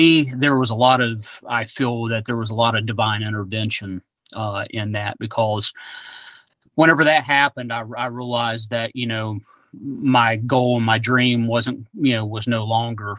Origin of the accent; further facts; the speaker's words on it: West Virginia, United States; moved away; also born or lived in Oklahoma; I'm originally from West Virginia. Growing up, my grandfather owned a gun shop, Satties Gun Shop